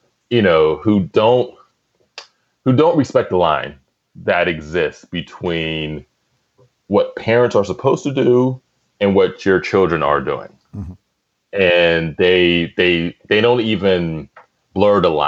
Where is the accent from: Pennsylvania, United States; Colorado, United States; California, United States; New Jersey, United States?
Pennsylvania, United States; Penn Hills; we're from Penn Hills, which is a close suburb of Pittsburgh